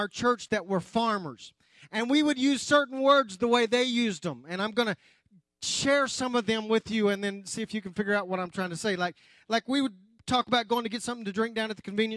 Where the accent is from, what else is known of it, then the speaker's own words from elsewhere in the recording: Anadarko, Oklahoma, United States; I grew up in West Oklahoma, Anadarko, Oklahoma.